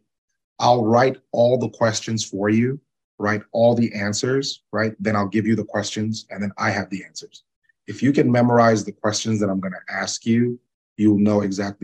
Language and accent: English; Zambia; moved away; I'm originally from Zambia myself